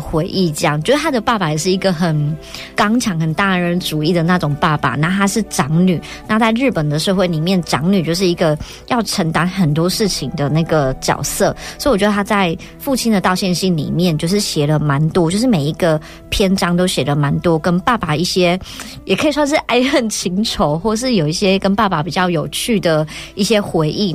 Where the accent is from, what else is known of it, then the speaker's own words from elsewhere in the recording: Tainan, Taiwan; 我在湾里长大的时候